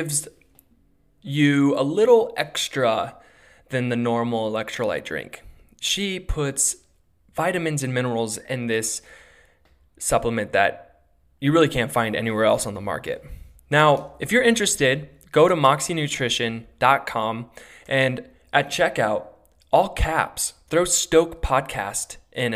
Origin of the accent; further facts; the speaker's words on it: Gunnison, Colorado, United States; moved away as an adult; now in Arizona, United States; I was born and raised in Gunnison, Colorado